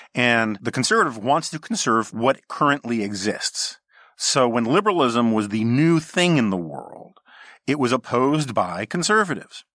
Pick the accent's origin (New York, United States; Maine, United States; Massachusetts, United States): New York, United States; New York City; growing up on the Upper West Side of Manhattan